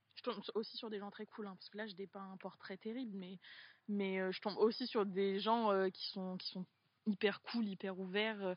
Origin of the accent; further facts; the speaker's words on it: Poitiers, Nouvelle-Aquitaine, France; moved away as an adult; je, suis née à Poitiers, donc j'ai grandi aux trois cités.